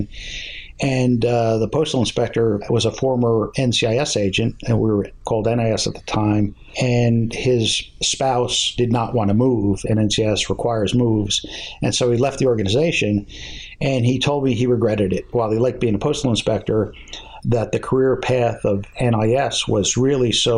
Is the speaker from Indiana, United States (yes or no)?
no; Harrison, New Jersey, United States; a few miles from where I grew up in Harrison, right down the street almost